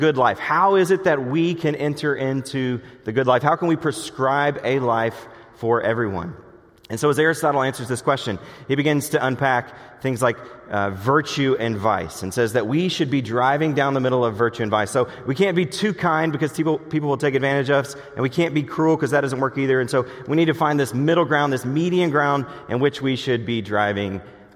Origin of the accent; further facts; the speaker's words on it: the South, United States; accent: southern; my southern accent